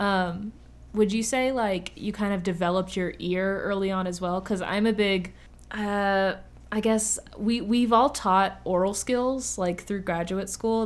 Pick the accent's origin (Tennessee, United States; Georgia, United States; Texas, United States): Tennessee, United States; Murfreesboro; I grew up in Murfreesboro